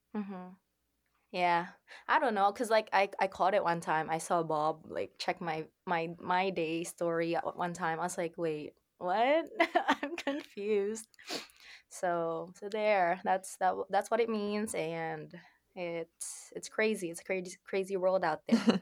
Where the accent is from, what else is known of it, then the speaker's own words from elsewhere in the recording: Philippines; also born or lived in Saudi Arabia; now in Nova Scotia, Canada; I currently live in Canada, in Nova Scotia, but I'm originally from the Philippines. I was born in Saudi Arabia